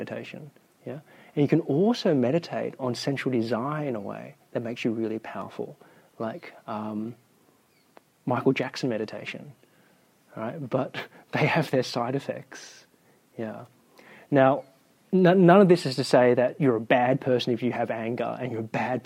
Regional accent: New South Wales, Australia; I'm from New South Wales

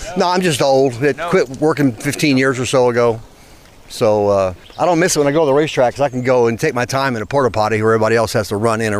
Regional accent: Salem, Indiana, United States; Salem, Indiana.

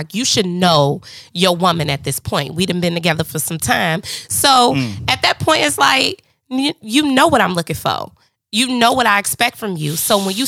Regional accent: Harvey, Illinois, United States; I'm from Harvey

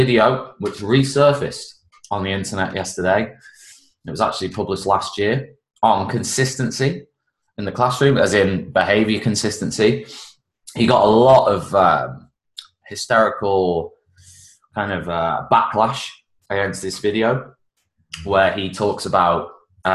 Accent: United Kingdom; now in Spain; I'm quintessentially British out here

